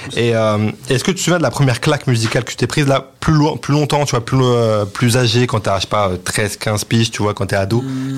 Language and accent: French; Bourges, Centre-Val de Loire, France; moved away; also born or lived in Tours; j'ai vécu à Tours parce que moi, je suis né à Bourges